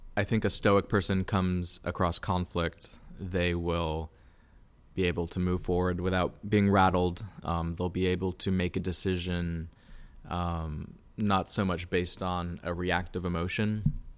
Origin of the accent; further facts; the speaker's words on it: Lakeland, Florida, United States; moved away as an adult; also born or lived in New York City; I was born and raised in Lakeland.